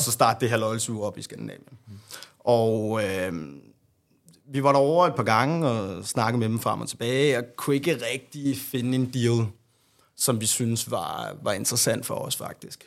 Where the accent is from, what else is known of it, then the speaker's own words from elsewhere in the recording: Hasselager, Central Denmark Region, Denmark; der boede jeg faktisk hos mine forældre øh, ude i Harsgaard by, hvor jeg er fra